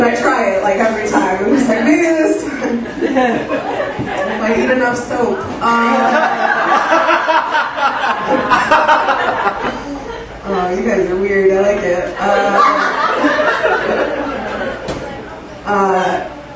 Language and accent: English; Joliet, Illinois, United States; I came from Joliet